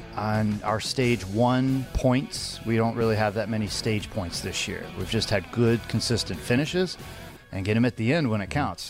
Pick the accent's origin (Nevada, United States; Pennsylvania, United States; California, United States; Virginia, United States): Nevada, United States; Las Vegas; For Vegas and my hometown